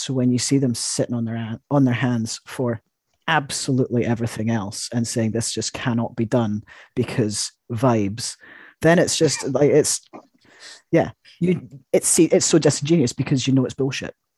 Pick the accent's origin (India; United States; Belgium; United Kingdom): United Kingdom; I'm, I'm British